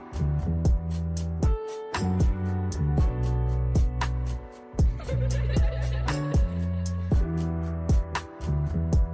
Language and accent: English; London, United Kingdom; growing up in London, our culture, our community, everything is just fast tempo.